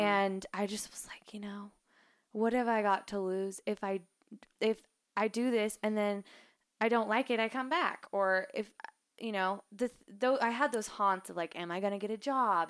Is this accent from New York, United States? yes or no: no; Idaho, United States; I'm from Idaho